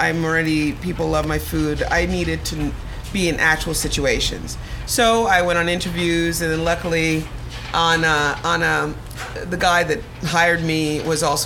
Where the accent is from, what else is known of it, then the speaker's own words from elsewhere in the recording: Connecticut, United States; moved away; also born or lived in Jamaica / Brooklyn, New York; I grew up in Connecticut. Well, first I'm transplanted from Jamaica to Connecticut, homogenized in Connecticut from I was six